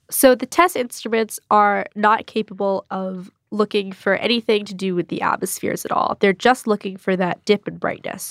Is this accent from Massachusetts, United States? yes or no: yes; Greenfield, Massachusetts, United States; My hometown is pretty nice, Greenfield, Mass.